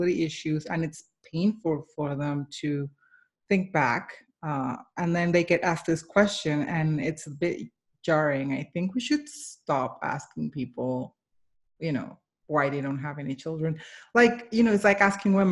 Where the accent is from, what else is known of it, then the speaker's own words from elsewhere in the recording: Colombia; I am Colombian. I was born and raised in Colombia.